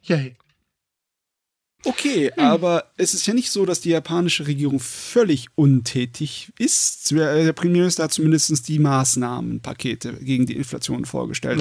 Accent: Germany; bei uns in Deutschland

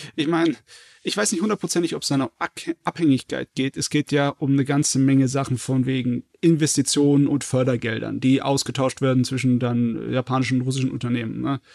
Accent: Southern Germany, Germany; ich als Süddeutscher

